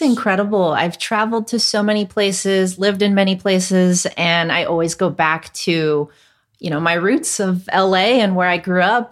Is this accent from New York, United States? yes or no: no; Hacienda Heights, California, United States; first language Cantonese; English is a second language; I actually grew up in Hacienda Heights, which nobody knows about where that is, but it's a little further east of San Gabriel.